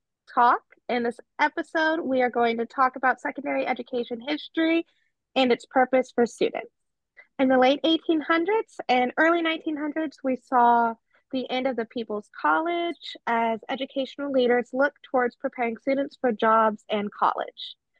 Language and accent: English; California, United States; I think I was okay because I came from California, where we had different cultures at my school